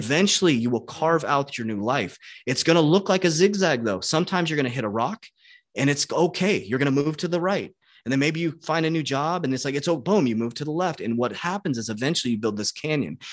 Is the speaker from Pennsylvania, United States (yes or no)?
no; Arizona, United States; I was born in Arizona